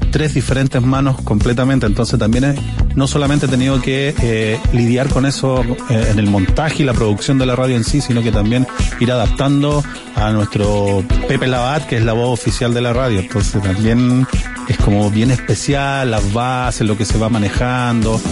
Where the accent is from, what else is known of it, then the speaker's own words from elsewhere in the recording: San Felipe, Valparaíso, Chile; moved away; yo soy de San Felipe, yo era de los que grabábamos la radio concierto en cassette